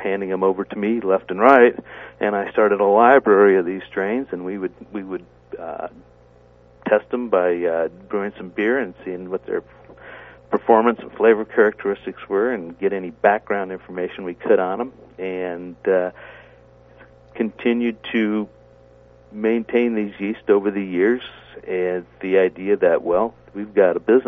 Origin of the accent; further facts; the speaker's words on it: Midwest, United States; now in West Coast, United States; growing up in the Midwest in a German farming community